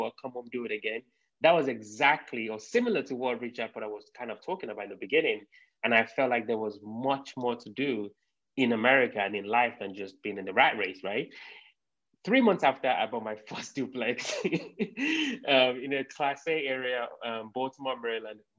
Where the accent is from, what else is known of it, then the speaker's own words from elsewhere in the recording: London, United Kingdom; moved away as an adult; now in United States; I'm from the United Kingdom, from London. I grew up in London. So I moved to the US about 7 years ago.